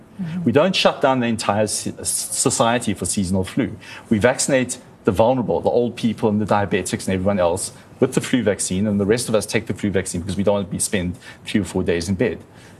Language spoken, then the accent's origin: English; South Africa; So a large proportion of our country is very, very high risk just by virtue of being South African.